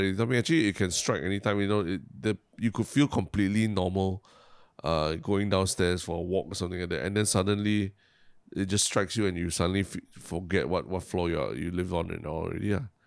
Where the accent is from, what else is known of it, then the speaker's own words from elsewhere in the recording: Singapore; my, my Singapore education